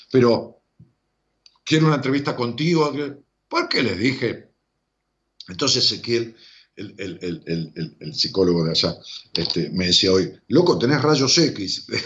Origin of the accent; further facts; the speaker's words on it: Colombia; que soy colombiana